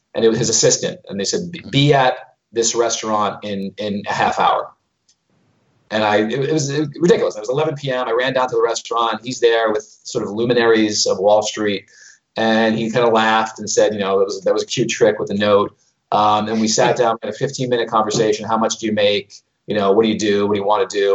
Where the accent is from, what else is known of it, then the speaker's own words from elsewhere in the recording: New York City, New York, United States; moved away as an adult; also born or lived in London / Dubai / Moscow; I was born in Brooklyn, New York